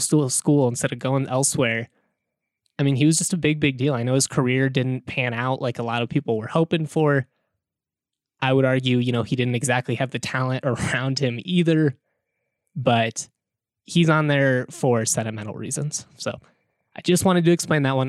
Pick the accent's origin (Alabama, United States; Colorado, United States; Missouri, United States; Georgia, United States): Colorado, United States; Lakewood; growing up in the Bear Creek community as a as a kid who had a dad that went to CSU